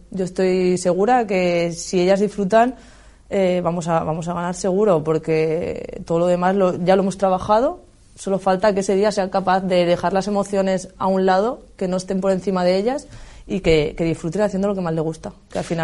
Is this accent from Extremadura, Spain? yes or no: no; Castilla-La Mancha, Spain; también soy de Castilla-La Mancha